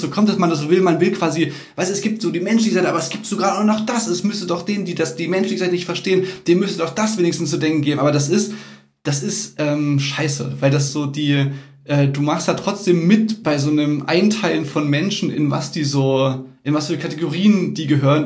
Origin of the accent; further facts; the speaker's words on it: Chemnitz, Saxony, Germany; bei uns in Chemnitz